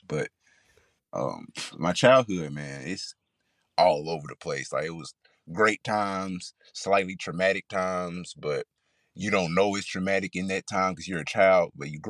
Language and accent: English; Clinton, Mississippi, United States; Oh, man, I'm from Mississippi. I'm from small town, Clinton, Mississippi. So if you know, you know. Shout out to Clinton.